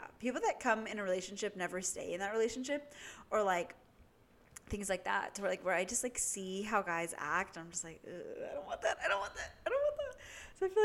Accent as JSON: {"language": "English", "region": "Southern California", "country": "United States", "moved": "as an adult", "lives_now": "Northern California, United States", "said": "I'm from SoCal, like, and I'm gonna move back right after graduation"}